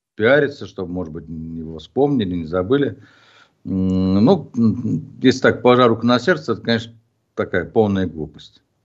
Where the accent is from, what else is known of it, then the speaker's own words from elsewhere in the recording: Ufa, Bashkortostan, Russia; я иногда чувствую себя в, в родном городе, ну, мягко скажем, не, эм, в столице Республики Башкортостан